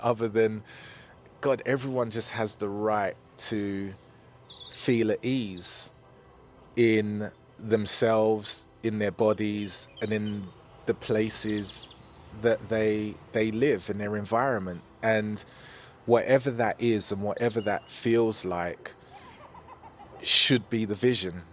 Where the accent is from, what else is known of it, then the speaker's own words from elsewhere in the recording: London, United Kingdom; I grew up in Newham, and I grew up in Newham seventies and eighties